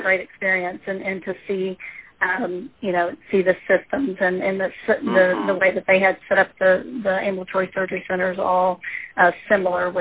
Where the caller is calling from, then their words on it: Victoria, Texas, United States; I'm calling from Victoria, Texas